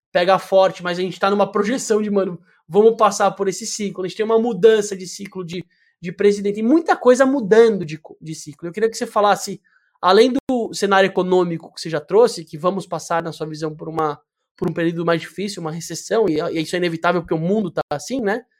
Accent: Brazil; a gente, como é brasileiro visceral

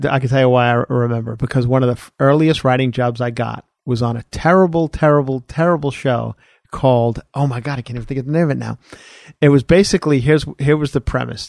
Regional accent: Ronkonkoma, New York, United States; moved away as an adult; now in Studio City, United States; Grew up on Long Island, born and raised on Long Island

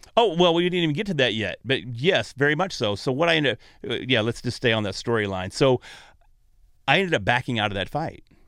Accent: North Texas, United States; accent: Texas; moved away; I was from North Texas, and there weren't a lot of big gyms. There were no big gyms in North Texas at the time. Now there's Jiu-Jitsu all over where I'm from

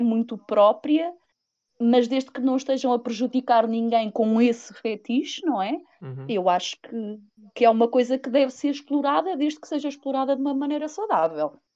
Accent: Viseu, Portugal; tenho 30 anos, sou de Viseu

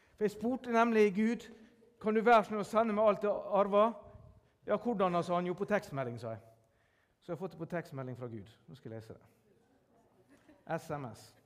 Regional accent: Sunnmøre, Møre og Romsdal, Norway; jeg er sunnmøring.

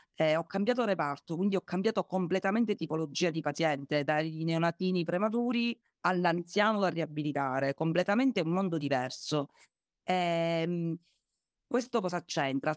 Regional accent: Agrigento, Sicily, Italy; io sono ad Agrigento, sono di Agrigento

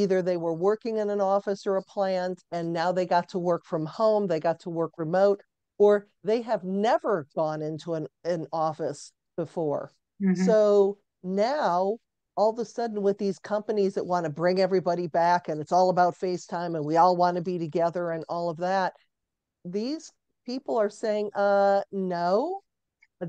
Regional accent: Cleveland, Ohio, United States; I'm born and raised in Cleveland, Ohio.

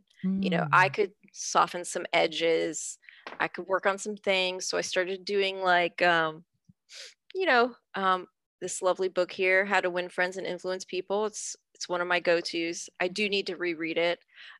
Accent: United States; I've lived here my whole life. I'm a citizen. Clearly I was born here. My parents are naturalized citizens.

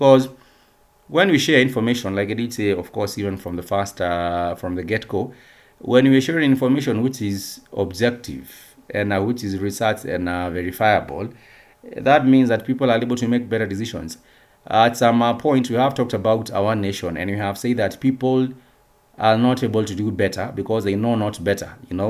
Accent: Kenya

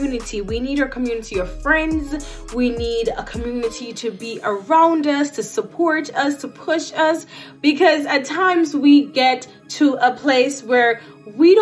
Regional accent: Saint Catherine, Jamaica; I grew up in Jamaica in a small community in Yorton, St. Catherine.

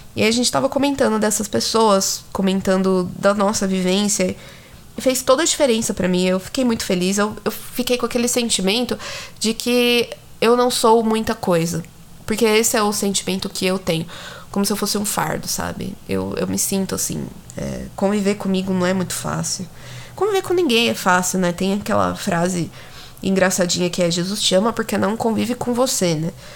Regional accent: São Paulo, Brazil; Você vai perceber que eu sou de São Paulo, mas enfim. Até pelo sotaque

